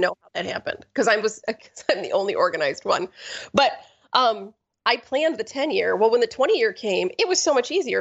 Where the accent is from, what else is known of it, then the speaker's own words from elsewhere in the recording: Ortonville, Michigan, United States; I grew up in Ortonville, which is barely a town.